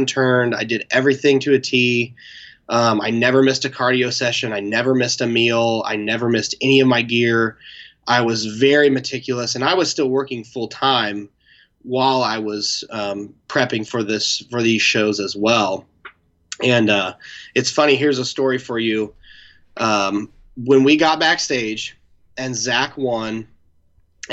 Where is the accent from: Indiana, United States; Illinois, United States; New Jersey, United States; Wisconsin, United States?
Indiana, United States; Indianapolis; my hometown